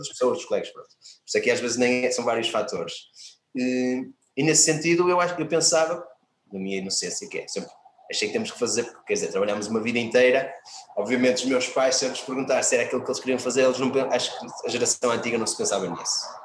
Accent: Viana do Castelo, Portugal; eu sou de uma aldeia de Viana do Castelo, fui para a escola, uma escola melhor um bocadinho, maior, no centro de Viana

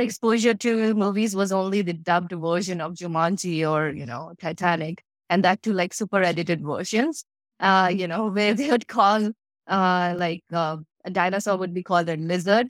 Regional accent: India; moved away as an adult; I grew up in a tiny little town of India, which was not even on the Google Maps

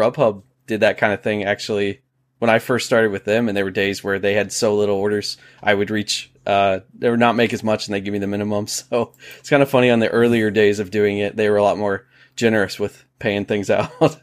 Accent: Ohio, United States; moved away as an adult; now in South Carolina, United States; so I'm from Ohio, born in Ohio. I was there for twenty-six, twenty-seven years and then moved down to South Carolina.

